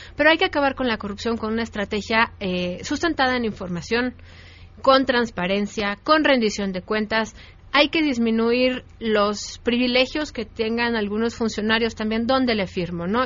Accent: Mexico

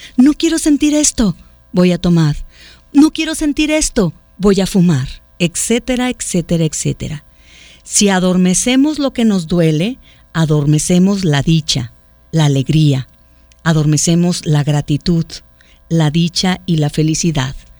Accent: Autlán, Jalisco, Mexico; now in Guadalajara, Mexico; yo no soy de Guadalajara, yo soy de Autlán.

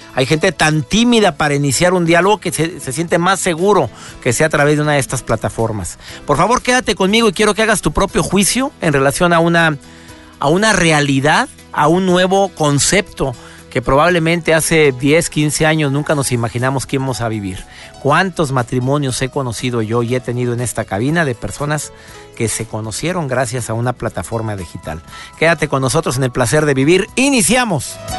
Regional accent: Mexico; en México, en mi país

